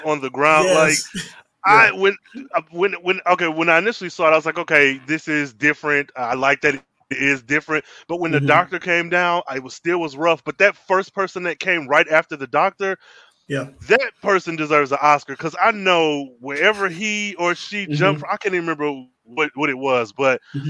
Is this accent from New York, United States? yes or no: no; about an hour outside of Detroit, Michigan, United States; I'm from Michigan, about an hour outside of Detroit